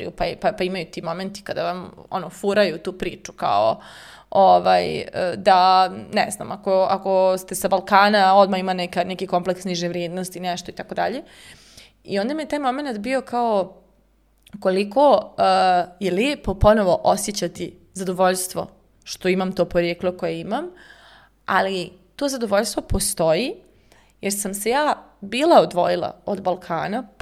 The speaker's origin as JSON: {"language": "Croatian", "country": "Kosovo", "tie": "born there", "said": "ja sam djelomično iz Srbije, jeli rođena sam na Kosovu"}